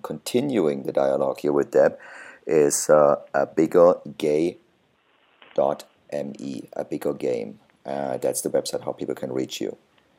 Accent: Karlsruhe, Baden-Württemberg, Germany; now in North America; Originally, I'm actually from your hometown. A little fun fact here, Karlsruhe, my hometown, and still my soccer team.

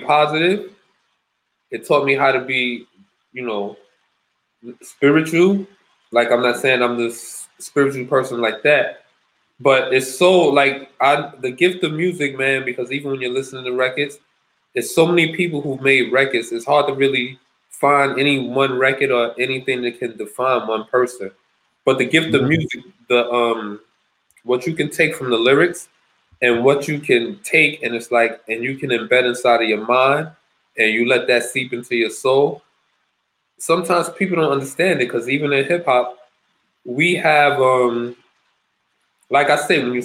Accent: New York City, New York, United States; growing up in the South Bronx

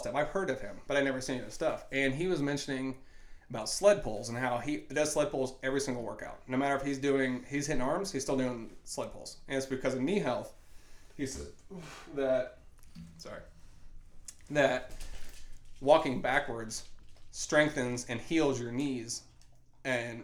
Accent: Indiana, United States; born or raised there

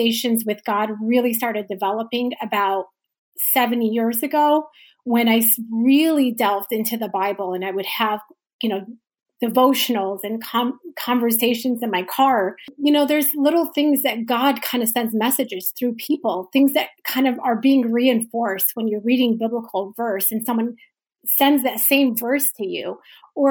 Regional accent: Dearborn, Michigan, United States; moved away as an adult; also born or lived in New York; I grew up in Dearborn, Michigan, where it was predominantly a Muslim community.

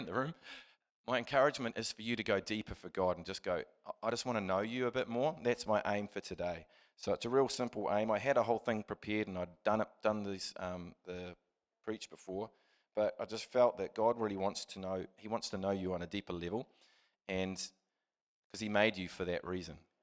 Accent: Christchurch, Canterbury, New Zealand; I was, uh, born and raised in Christchurch

